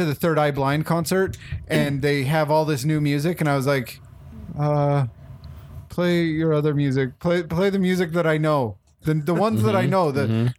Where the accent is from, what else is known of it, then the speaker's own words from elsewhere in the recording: United States; I'm an American.